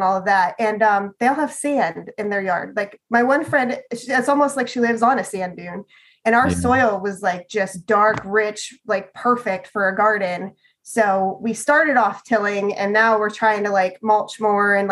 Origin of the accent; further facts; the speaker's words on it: Northwest Pennsylvania, United States; moved away as an adult; also born or lived in Pittsburgh, Pennsylvania; now in Indiana, United States; I grew up in Pennsylvania, up in Northwest Pennsylvania